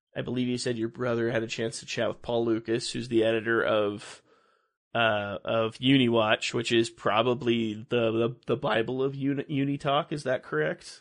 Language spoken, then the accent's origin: English; Los Angeles, California, United States; I grew up in Los Angeles